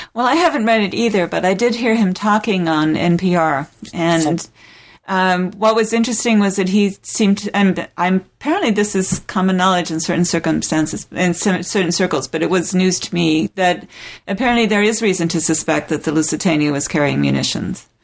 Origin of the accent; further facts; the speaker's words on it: South of England, United Kingdom; moved away; I grew up in England, uh, in the oh, south yeah. of England